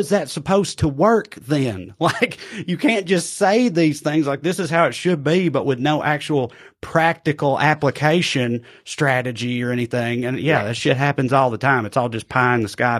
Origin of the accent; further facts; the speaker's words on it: United States; I'm from America